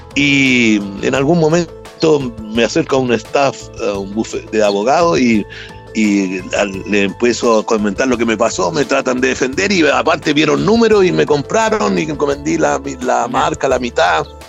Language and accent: Spanish; Chile; moved away as an adult; also born or lived in United States; los chilenos